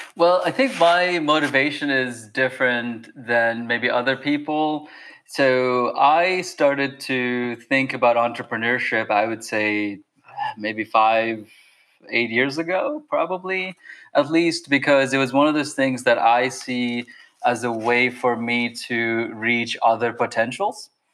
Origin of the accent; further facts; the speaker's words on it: Bangladesh; moved away; I come from Bangladesh